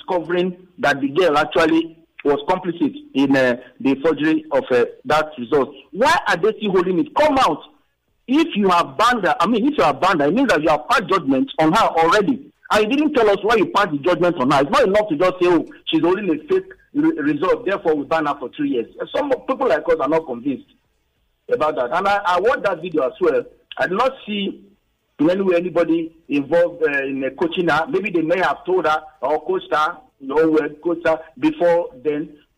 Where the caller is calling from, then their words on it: Ikoyi, Lagos, Nigeria; I'm calling from Ikoyi.